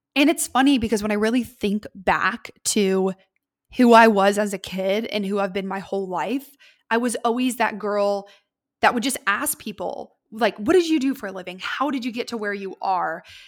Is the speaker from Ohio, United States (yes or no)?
yes; Columbus, Ohio, United States; I am was born and raised in Columbus, Ohio.